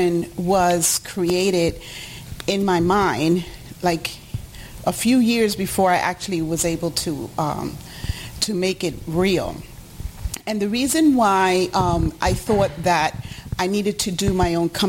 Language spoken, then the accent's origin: English; New York City, New York, United States; also born or lived in Puerto Rico; I was born in Puerto Rico, but I was raised in Harlem, New York